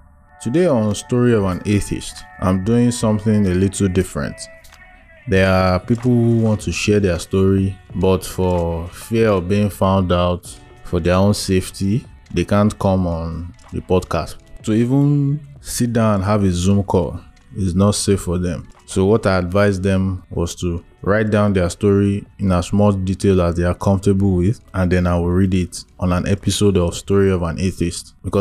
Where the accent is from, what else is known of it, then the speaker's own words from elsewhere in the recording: Maiduguri, Borno, Nigeria; I was born and raised in Borno, Maiduguri, but my family and I moved there because of the rise of the Boko Haram crisis at that time.